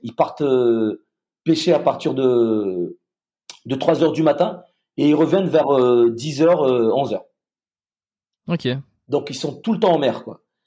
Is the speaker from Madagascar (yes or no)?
yes; Madagascar; moved away as an adult; also born or lived in France / United States; je suis euh, franco-malgache, j'ai grandi à Madagascar